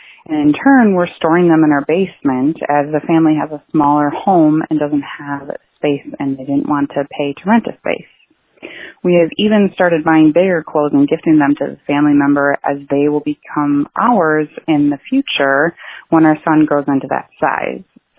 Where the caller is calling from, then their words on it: Sheboygan, Wisconsin, United States; I'm calling from Sheboygan, Wisconsin.